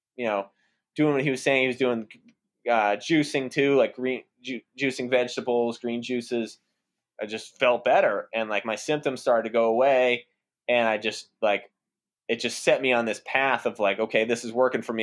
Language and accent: English; outside the Boston area, Massachusetts, United States; So, I grew up in Massachusetts, uh, outside the Boston area